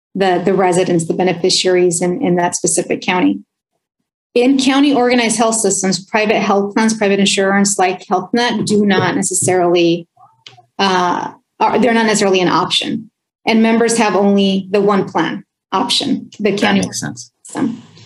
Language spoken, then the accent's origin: English; Oxnard, California, United States; first language Spanish; English is a second language; grew up in Oxnard, California